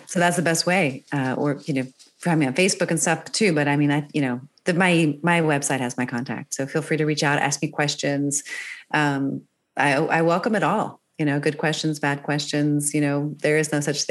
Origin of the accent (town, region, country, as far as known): Northern Virginia, United States; born or raised there; moved away as an adult; also born or lived in Maryland / New York City / Switzerland / Germany; now in California, United States